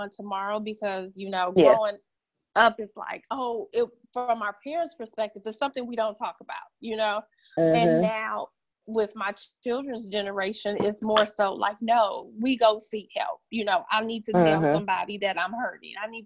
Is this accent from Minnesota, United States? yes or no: no; Michigan, United States; now in the South, United States; I'm originally from Michigan